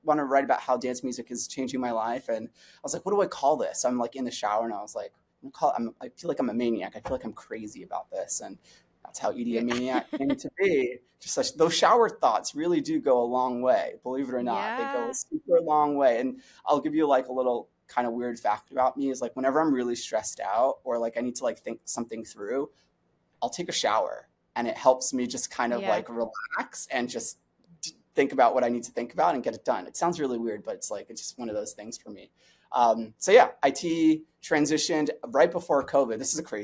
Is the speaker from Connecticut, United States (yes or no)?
no; New York City, New York, United States; I'm from New York City originally, born and raised. I'm a Brooklyn kid.